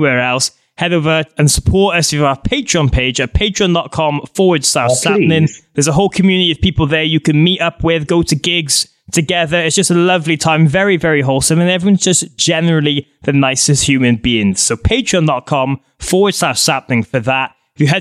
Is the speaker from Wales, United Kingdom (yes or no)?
yes; Wales, United Kingdom; we're two Welsh idiots who are going to be going to America